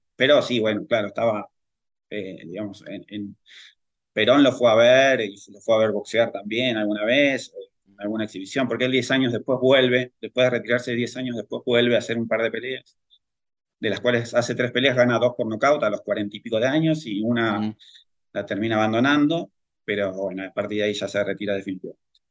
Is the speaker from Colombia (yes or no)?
no; El Palomar, Buenos Aires Province, Argentina; yo soy del Gran Buenos Aires, del Palomar